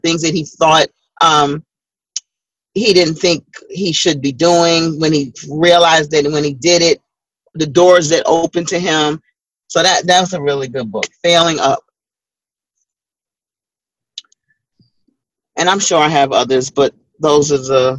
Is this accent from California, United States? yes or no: no; New York City, New York, United States; Her family's from Barbados, my family's from Barbados. She grew up in New York and went to the same similar church that I grew up in Brooklyn.